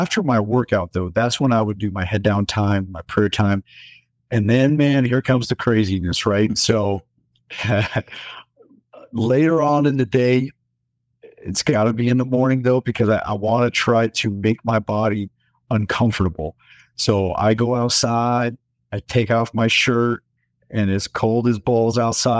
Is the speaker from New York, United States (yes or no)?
no; Denver, Colorado, United States; Yeah, so born and raised in Denver, Colorado.